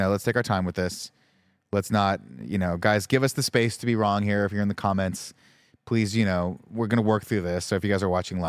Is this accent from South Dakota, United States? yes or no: no; Southern California, United States; I'm from Southern California.